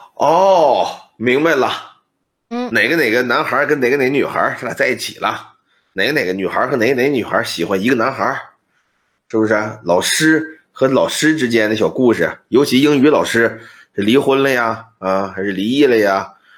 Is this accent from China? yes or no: yes; Daqing, Heilongjiang, China; 我是大庆人，你知道吗？嗯。大庆叫百湖之城，油画之都